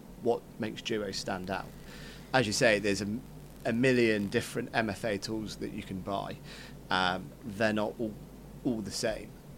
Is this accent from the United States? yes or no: no; Cornwall, South West England, United Kingdom; I grew up in Cornwall chasing cows around the field.